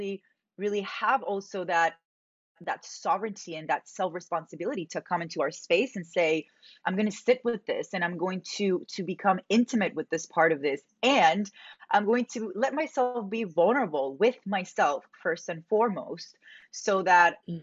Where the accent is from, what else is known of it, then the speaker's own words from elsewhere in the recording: Medellín, Antioquia, Colombia; I grew up in Medellin, Colombia.